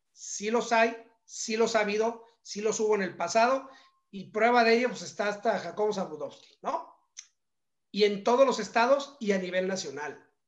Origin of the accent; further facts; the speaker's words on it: Mexico; nosotros como mexicanos